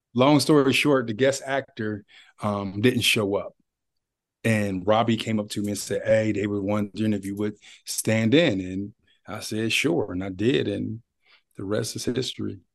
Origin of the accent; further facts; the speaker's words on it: Youngstown, Ohio, United States; moved away as an adult; now in Columbus, United States; I'm from Youngstown. I'm from oh, Ohio